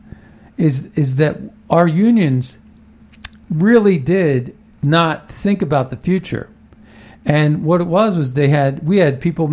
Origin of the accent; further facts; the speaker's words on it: Ohio Valley, United States; I grew up in Ohio Valley. I grew up in the Rust Belt in the 70s and the 80s